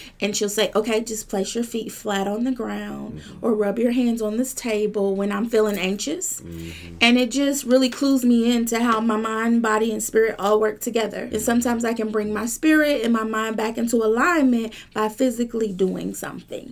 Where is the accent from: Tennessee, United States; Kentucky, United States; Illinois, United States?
Kentucky, United States; Lexington; I hail from Lexington, Kentucky. I've been there my whole life.